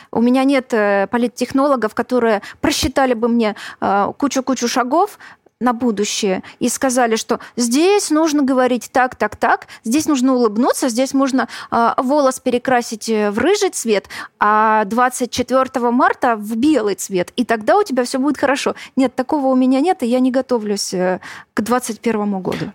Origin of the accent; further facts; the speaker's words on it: Luhansk, Luhansk Oblast, Ukraine; moved away; also born or lived in Crimea; я родилась в Луганске. Это была Украина. Поэтому я являюсь украинкой.